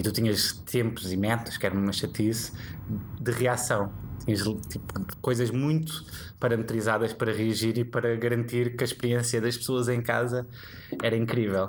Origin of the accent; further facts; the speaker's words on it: Póvoa de Santo Adrião, Lisbon, Portugal; eu cresci na Pova Santaria